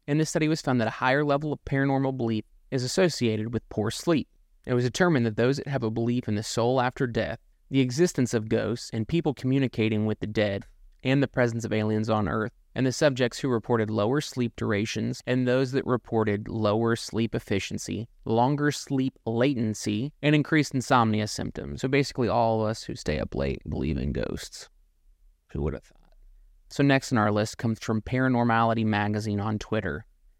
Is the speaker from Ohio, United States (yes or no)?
yes; Southwest Ohio, United States; Growing up in Southwest Ohio